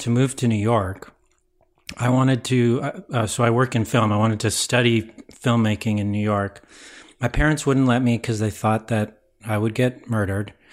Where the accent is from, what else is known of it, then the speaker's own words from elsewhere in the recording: Ottawa, Ontario, Canada; also born or lived in Guelph, Ontario; I'm from Ontario. I was born and raised in Ottawa, our nation's capital.